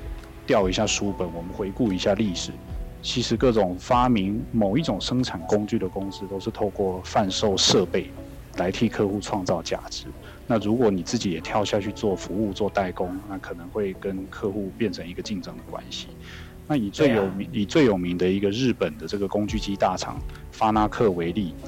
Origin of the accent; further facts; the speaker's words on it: Taiwan; 原来我们自己台湾在所谓的机电整合产品的设计、生产和组装上面是有多么的强大。